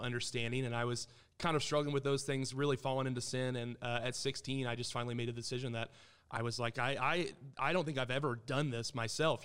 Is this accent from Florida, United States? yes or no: no; Springfield, Missouri, United States; born and raised in Springfield, Missouri